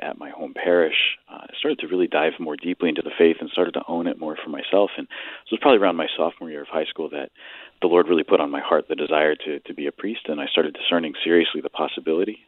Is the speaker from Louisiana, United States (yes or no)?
no; Stratford, Connecticut, United States; I grew up in Stratford, uh, product of the Catholic schools of the Diocese of Bridgeport